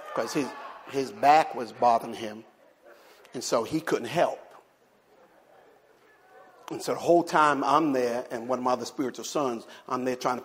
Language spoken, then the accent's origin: English; Jersey City, New Jersey, United States; now in the South, United States; my hometown, Jersey City, New Jersey